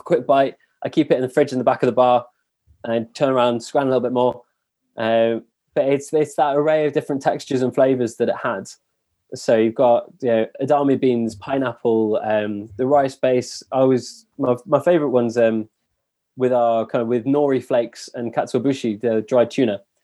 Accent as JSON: {"language": "English", "region": "England", "country": "United Kingdom", "also_born_or_lived": "Paris", "said": "being English"}